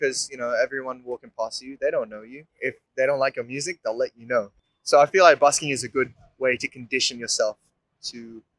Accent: Indonesia; now in Melbourne, Australia; I'm 25 years old, I'm from Indonesia. And I'm a singer-songwriter based in Melbourne now.

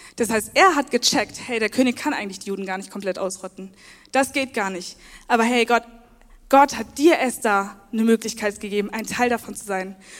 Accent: Worms, Rhineland-Palatinate, Germany; now in Leipzig, Germany; ich bin 24 Jahre alt, ich komme aus Worms

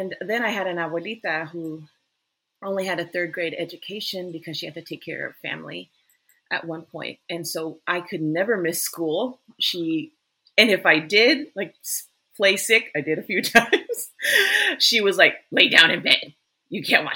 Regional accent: El Paso, Texas, United States; I grew up in El Paso, Texas

